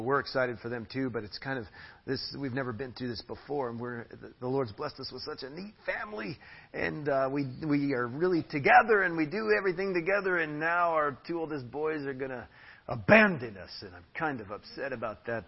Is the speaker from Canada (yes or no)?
no; United States; now in Tarapoto, Peru; I'm an American